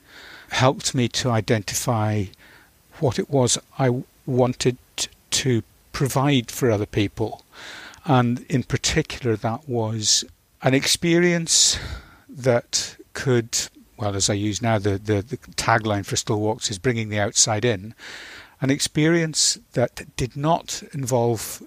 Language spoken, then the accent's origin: English; Northern Ireland, United Kingdom; moved away as an adult; also born or lived in Scotland; the Mourne Mountains in Northern Ireland, where I grew up. Although I was born in Scotland, we moved to Northern Ireland in 1964.